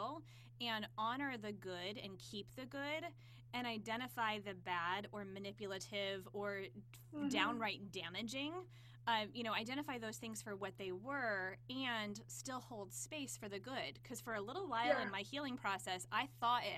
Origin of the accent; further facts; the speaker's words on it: United States; as privileged American kids.